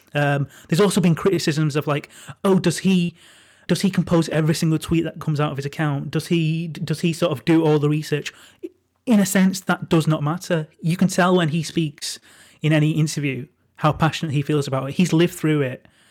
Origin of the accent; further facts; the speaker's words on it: Manchester, North West England, United Kingdom; I'm from a working class part of Manchester. I'm, I'm from Crumpsall